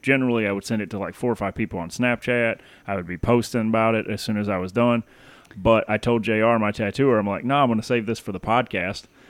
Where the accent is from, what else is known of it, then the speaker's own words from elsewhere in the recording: Tennessee, United States; moved away; I grew up in Tennessee